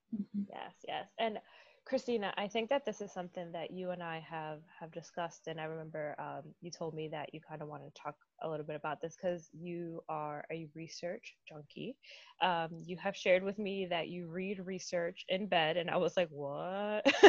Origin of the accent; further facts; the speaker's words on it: Dominican Republic; now in United States; growing up in the Dominican Republic, like in our house in the Dominican Republic, we have a mango tree